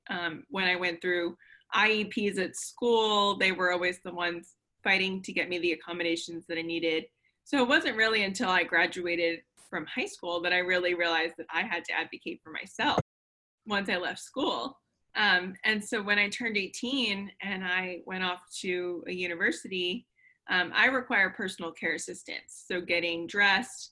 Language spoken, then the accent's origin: English; Connecticut, United States; now in Florida, United States; We grew up up north. We grew up in Connecticut